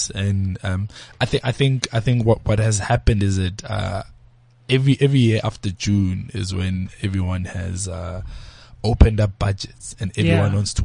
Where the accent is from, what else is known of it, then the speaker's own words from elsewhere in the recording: Johannesburg, Gauteng, South Africa; I'm actually from Alex